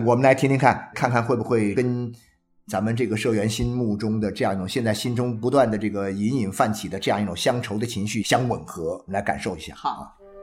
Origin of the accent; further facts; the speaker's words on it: China; moved away as an adult; 你看我们中国人一旦到了春节那个回家那种 啊 狂潮啊， 必须回家。